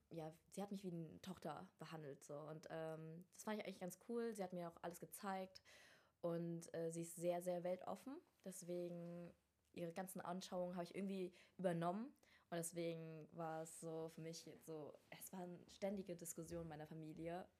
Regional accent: Rostock, Mecklenburg-Vorpommern, Germany; moved away; also born or lived in Vietnam / Hamburg; ich komme eigentlich ursprünglich aus Rostock

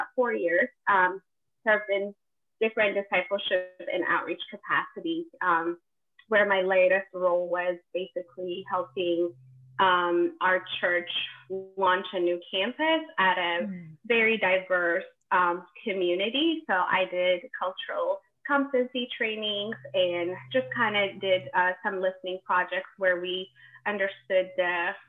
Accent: Ethiopia; moved away as an adult; now in United States; I am originally from Ethiopia, born and raised, and I moved to the States at 19

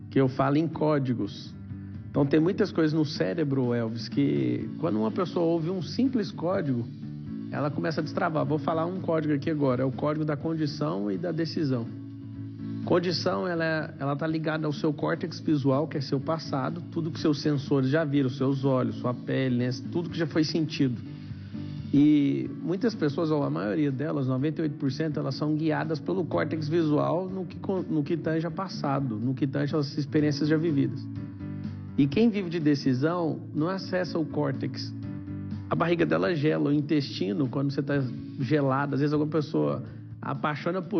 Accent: Goiás, Brazil; accent: Goiás; now in Alphaville, Brazil; É, lá de Goiás, o sotaque. Já tem dois anos que eu estou aqui em Alphaville, em São Paulo.

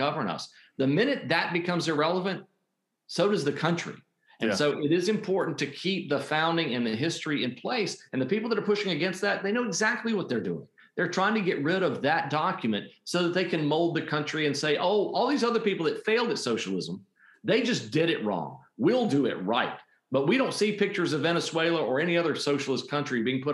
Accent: Puerto Rico; now in North Carolina, United States; I grew up in Puerto Rico

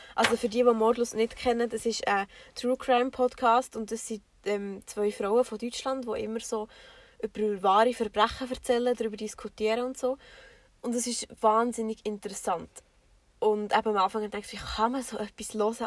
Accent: Bernese Oberland, Switzerland; wir kommen, wie schon gesagt, aus dem Berner Oberland

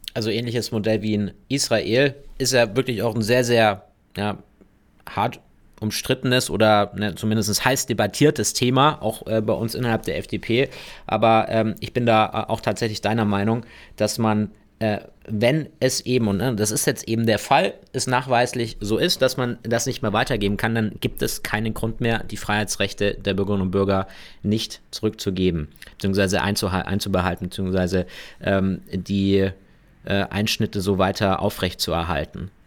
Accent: Bavaria, Germany; bei uns in Bayern

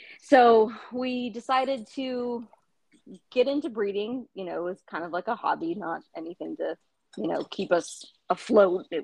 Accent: the Bay Area, California, United States; moved away as an adult; also born or lived in Las Vegas / Sacramento; I grew up in the Bay Area, and I moved to Las Vegas for college and lived there for quite a few years, and then decided to move back

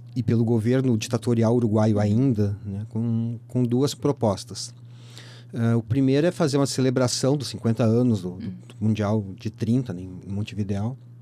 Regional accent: Porto Alegre, Rio Grande do Sul, Brazil; Eu me criei em Porto Alegre

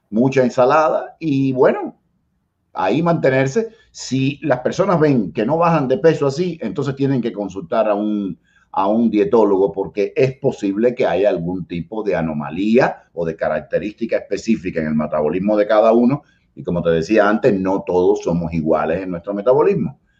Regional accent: Cuba; moved away as an adult; now in United States; 40 eh, años, salí de Cuba.

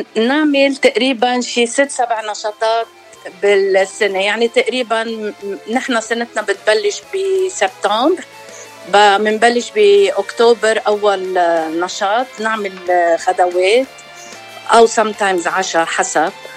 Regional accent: Lebanon; moved away as an adult; now in Los Angeles, United States; أنا من لبنان خلقت بلبنان وربيت بلبنان وتجوزت وجيت على أمريكا صار لي 27 سنة هون

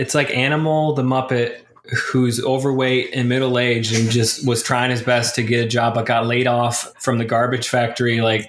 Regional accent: Michigan, United States; I am from Michigan

